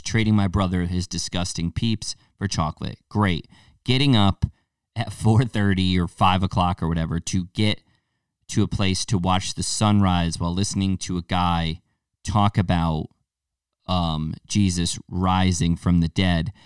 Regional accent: United States; our American palates

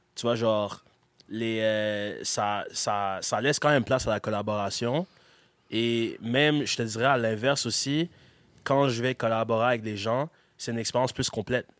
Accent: Gatineau, Quebec, Canada; je suis québécois. Ouais. Like, c'est, genre, j'ai grandi ici, je suis québécois

